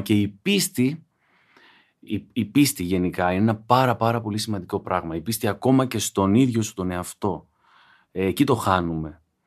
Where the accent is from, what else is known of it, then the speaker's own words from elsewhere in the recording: Igoumenitsa, Epirus, Greece; Εγώ μεγάλωσα σούπα στην Ιγουμενίτσα